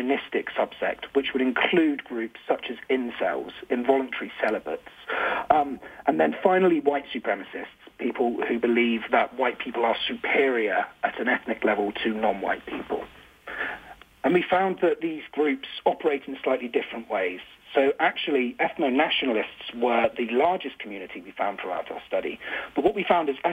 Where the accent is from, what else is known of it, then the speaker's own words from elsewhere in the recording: United Kingdom; I'm from the United Kingdom